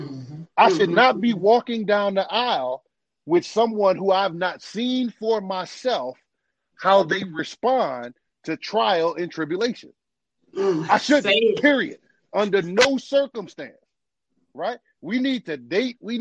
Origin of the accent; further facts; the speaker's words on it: New Orleans, Louisiana, United States; moved away; I'm from New Orleans, grew up in New Orleans